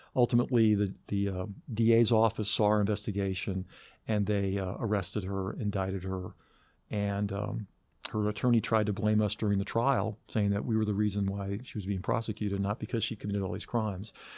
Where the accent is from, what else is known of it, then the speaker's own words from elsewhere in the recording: Athens, Georgia, United States; I grew up in Athens. My dad was a biochemistry professor here